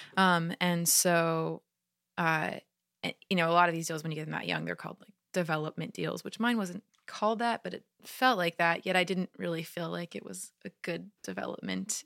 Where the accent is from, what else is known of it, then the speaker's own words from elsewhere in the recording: California, United States; California, my hometown